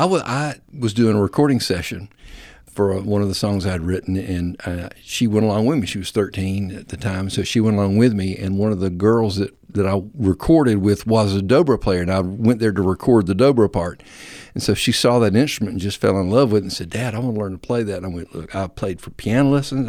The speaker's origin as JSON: {"language": "English", "country": "United States", "tie": "born or raised there", "moved": "as an adult", "lives_now": "Dalton, United States", "said": "South Alabama, North Florida"}